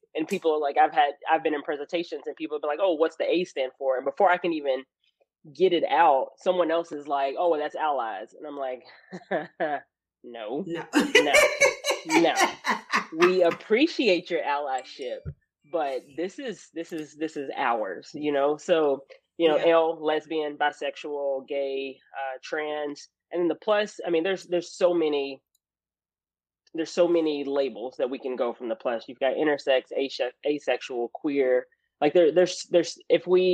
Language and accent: English; Arkansas, United States; accent: country; as a Black kid growing up in Arkansas